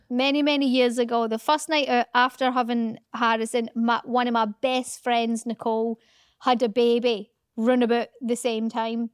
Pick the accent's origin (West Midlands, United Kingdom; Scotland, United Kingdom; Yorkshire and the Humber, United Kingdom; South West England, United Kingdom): Scotland, United Kingdom; accent: Scottish; now in England; Does my Scottish accent get a little bit more Scottish